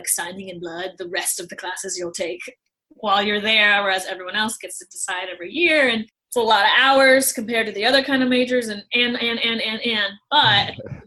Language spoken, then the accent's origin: English; St. Louis, Missouri, United States; moved away as an adult; also born or lived in Nashville; now in Los Angeles, United States; I was born and raised in St. Louis